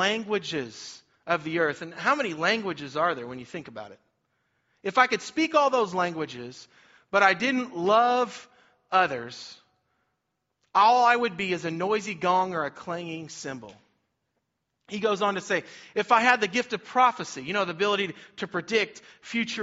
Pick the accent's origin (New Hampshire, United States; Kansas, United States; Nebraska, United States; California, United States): Kansas, United States; Cherokee; also born or lived in Olathe, Kansas; I grew up in Cherokee, Kansas